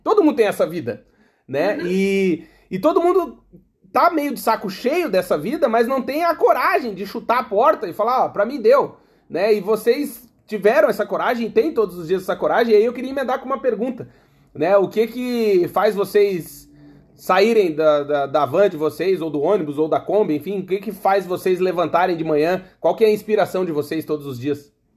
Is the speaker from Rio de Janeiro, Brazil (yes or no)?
no; Rio Grande do Sul, Brazil; moved away; also born or lived in Blumenau; Eu sou gaúcho